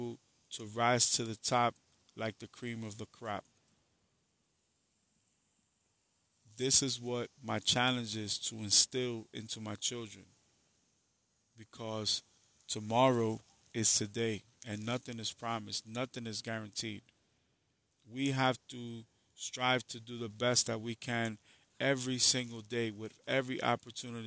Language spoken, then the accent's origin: English; New York City, New York, United States; I am from the Bronx, but I went to school in Harlem. Even going to Harlem, as bad as it was a blessing for me, because where I came from was a war zone